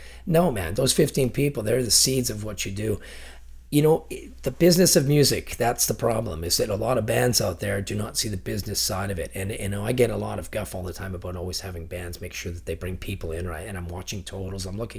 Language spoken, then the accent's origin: English; Ontario, Canada; now in Chilliwack, Canada; So we have, there's a 20 year gap where they left for BC. I'm from Ontario originally, and my older family left us. So there was me and my two sisters really, we're the second generation that came to Chilliwack.